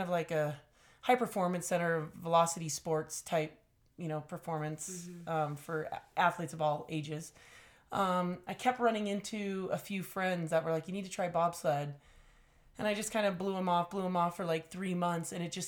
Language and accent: English; California, United States; I grew up in California